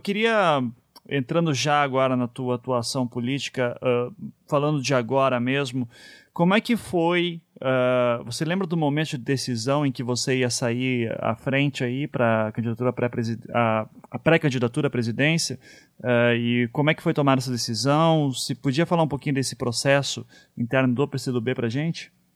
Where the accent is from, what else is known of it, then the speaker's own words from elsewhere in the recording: Curitiba, Paraná, Brazil; eu sou de Curitiba